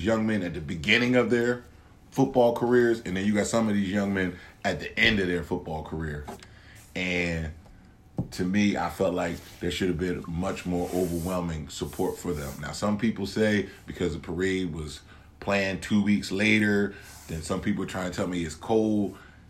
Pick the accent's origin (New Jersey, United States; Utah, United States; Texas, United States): New Jersey, United States; Salem; moved away as an adult; now in Penns Grove, United States; we are from Salem, New Jersey, and we are alumni of Salem, New Jersey